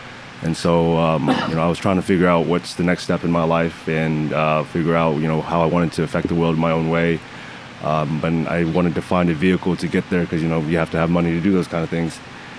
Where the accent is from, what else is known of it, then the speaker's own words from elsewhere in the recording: Atlanta, Georgia, United States; In Atlanta, Georgia.